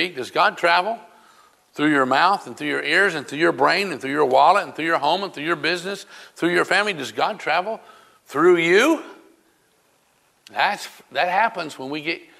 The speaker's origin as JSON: {"language": "English", "region": "South Carolina", "country": "United States", "moved": "yes", "said": "I was originally from South Carolina"}